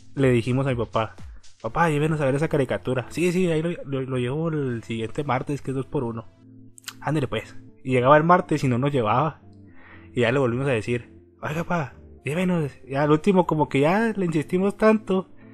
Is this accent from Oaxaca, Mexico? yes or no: no; Torreón, Coahuila, Mexico; yo soy de Torreón